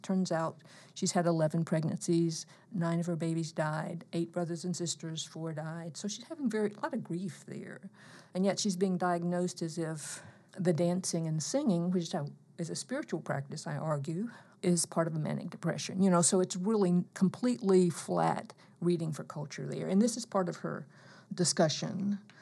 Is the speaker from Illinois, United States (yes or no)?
no; eastern Alabama, United States; I grew up in Alabama, very close to McCullers, 'cause I was in the uh, eastern part of the state